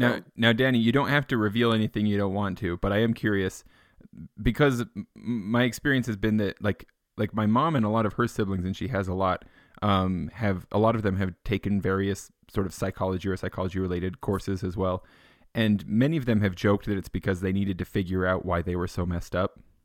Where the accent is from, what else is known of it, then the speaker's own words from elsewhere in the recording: Payson, Utah, United States; I grew up in Payson.